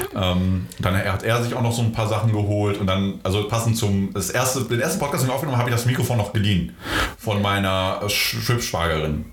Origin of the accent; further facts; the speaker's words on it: Gütersloh, North Rhine-Westphalia, Germany; also born or lived in Poland; Ich bin in Polen geboren ähm, ah, okay. und ähm, ja, bin halt äh, mit zarten neun Monaten äh, nach Gütersloh gekommen